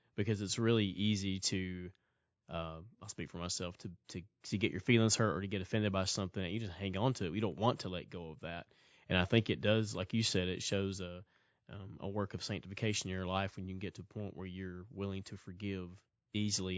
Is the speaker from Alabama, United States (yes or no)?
yes; just north of Birmingham, Alabama, United States; also born or lived in Blount County, Alabama / Cullman County, Alabama; I grew up, uh, just north of Birmingham